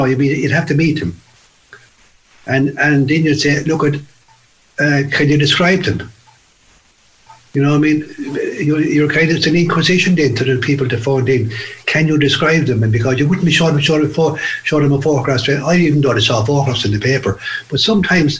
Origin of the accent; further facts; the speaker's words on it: Fermoy, Munster, Ireland; I said it was from Fermoy